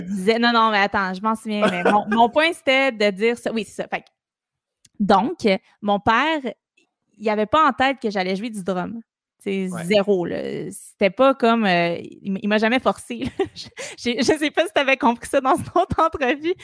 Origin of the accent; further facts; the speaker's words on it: Montreal, Quebec, Canada; also born or lived in Sainte-Thérèse; j'ai toujours habité à Montréal. je suis une Montréalaise de, OK. pur, pur, euh, sang. Rosemont